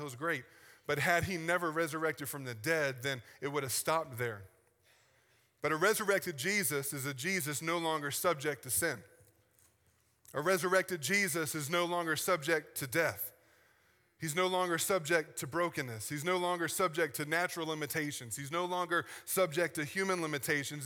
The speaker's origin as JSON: {"language": "English", "region": "the South", "country": "United States", "said": "I'm from the South"}